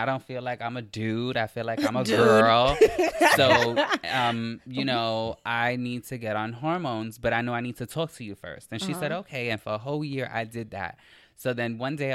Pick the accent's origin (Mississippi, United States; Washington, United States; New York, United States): New York, United States; New York City; area where I grew up in the South Bronx